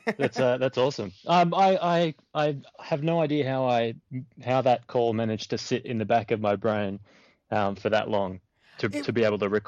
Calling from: Australia; G'day, Matt. … from Australia.

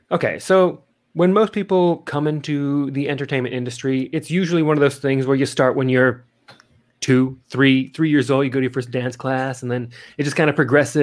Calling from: Adelaide, South Australia, Australia; Yeah, well, currently I'm calling in from Adelaide, South Australia.

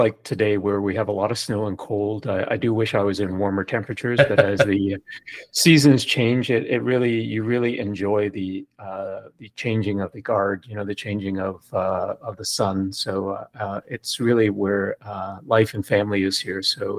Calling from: Toronto, Ontario, Canada; Toronto, Canada.

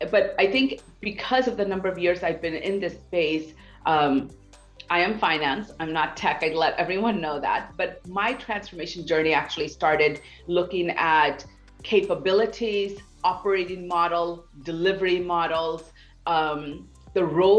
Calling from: New York City, New York, United States; From New York City, believe it or not.

